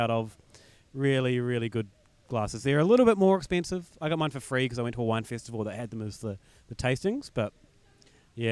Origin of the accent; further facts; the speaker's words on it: New Zealand; now in Melbourne, Australia; being a New Zealander